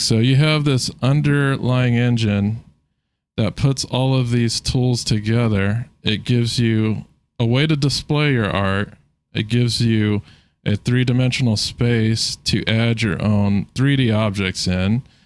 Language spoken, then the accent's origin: English; San Diego, California, United States; now in Virginia, United States; born in San Diego.